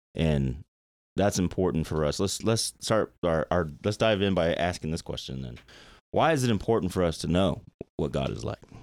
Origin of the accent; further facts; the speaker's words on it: Nashville, Tennessee, United States; when I was, like, four or five years old growing up in Nashville, I was in Nashville